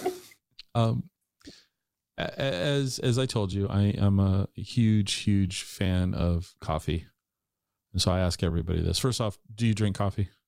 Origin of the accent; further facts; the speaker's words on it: Puyallup, Washington, United States; also born or lived in Ellensburg / Seattle / Tacoma; now in Eastern Washington, United States; I grew up in Puyallup in the Puyallup area